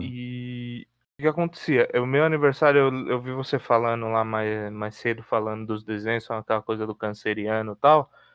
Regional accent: Mauá, São Paulo, Brazil; also born or lived in Santo André; nasci em Mauá e em Santo André desde sempre

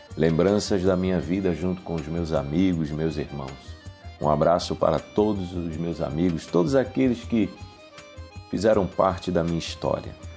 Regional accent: Recife, Pernambuco, Brazil; also born or lived in Brasília, Federal District; eu nasci no Distrito Federal em Brasília. Meus pais se mudaram para o Recife, juntamente com os meus irmãos

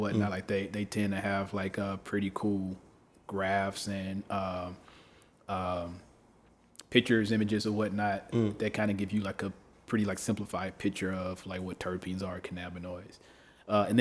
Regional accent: Memphis, Tennessee, United States; moved away; I come from Memphis, right? The Bible Belt

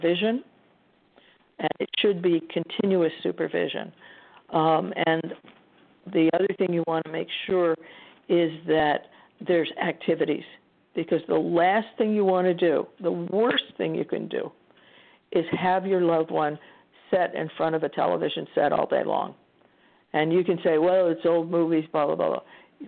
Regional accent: Iowa, United States; moved away; I'm from Iowa initially

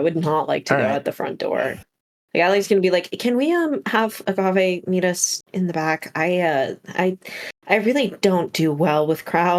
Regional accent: Portland, Oregon, United States; I was born and raised in the Pacific Northwest in Portland

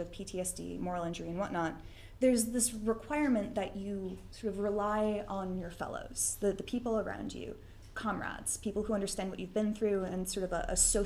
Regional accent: Boston, Massachusetts, United States; I'm from Boston, that's what we

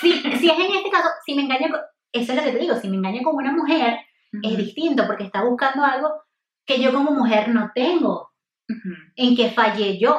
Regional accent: Venezuela; moved away as an adult; also born or lived in United States; me fui de Venezuela a estudiar a Estados Unidos

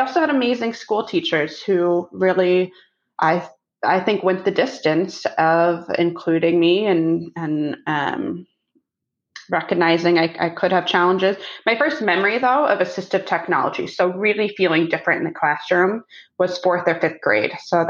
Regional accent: Columbus, Ohio, United States; Oh, Columbus, Ohio.

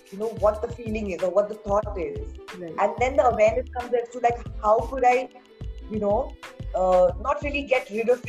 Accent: Pune, Maharashtra, India; born and brought up in Pune

